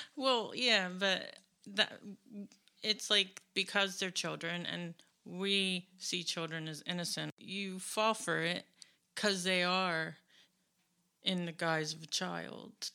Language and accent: English; United States; I'm an American